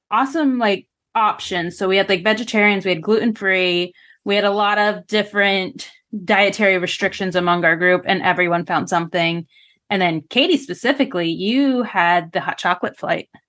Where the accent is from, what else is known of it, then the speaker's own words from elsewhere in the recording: United States; as an American